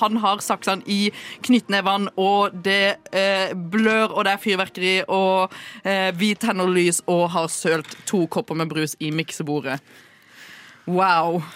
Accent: Sørlandet, Norway; som sørlending

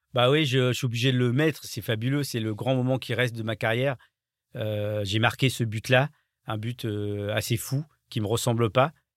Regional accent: France; je suis français

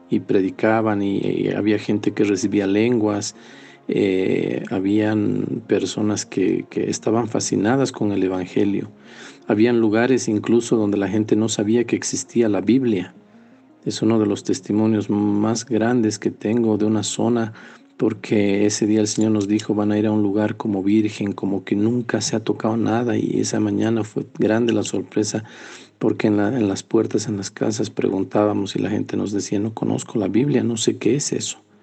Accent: Potosí, Bolivia; also born or lived in Sucre; yo soy potosino

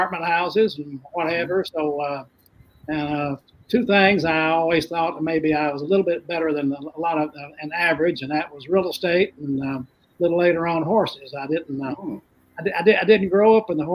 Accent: the American South, United States; also born or lived in Kentucky; I'm a Southerner

